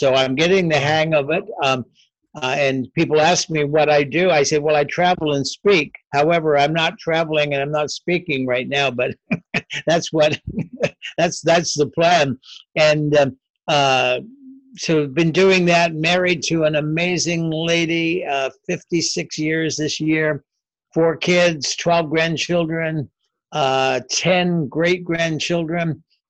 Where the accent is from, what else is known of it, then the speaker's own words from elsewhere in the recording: Canada; also born or lived in Ottawa; I'm a Canadian born, raised here